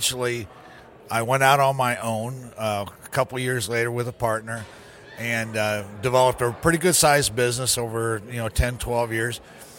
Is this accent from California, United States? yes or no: no; Clearwater, Florida, United States; I'm from Clearwater, Florida.